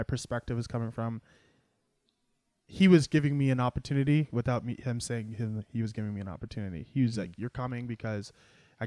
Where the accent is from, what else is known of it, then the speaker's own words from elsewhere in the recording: Mississauga, Ontario, Canada; moved away as an adult; also born or lived in Toronto / Brampton; now in Ottawa, Canada; Born and raised Mississauga.